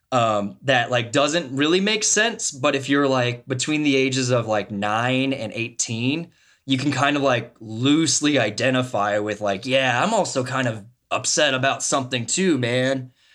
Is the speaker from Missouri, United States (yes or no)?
yes; Martinsburg, Missouri, United States; I grew up in Martinsburg, Missouri. It's a town of three hundred and fifty fucking people, right, in the middle of Missouri